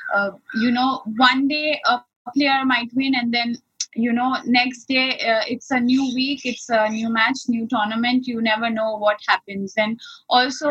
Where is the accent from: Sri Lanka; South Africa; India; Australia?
India; Ahmedabad, Gujarat; initially I started playing in another city called Ahmedabad, which is also in the west part of India, and I'm born and brought up there